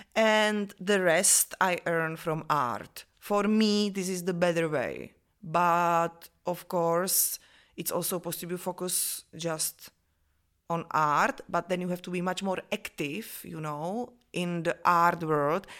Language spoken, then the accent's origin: English; Vyškov, South Moravian Region, Czechia; English is a second language; also born or lived in Olomouc / Brno; now in Prague, Czech Republic; I was born in Vyškov. It's a small town between, uh, Brno and Olomouc in Moravia in Czech Republic